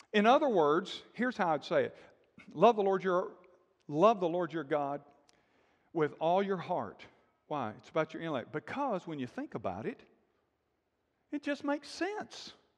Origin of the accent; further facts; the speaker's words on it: Alabama, United States; moved away as an adult; also born or lived in Texas / Florida / Georgia; I grew up in Alabama, been in Texas, lived in Texas, ministered in Florida and Georgia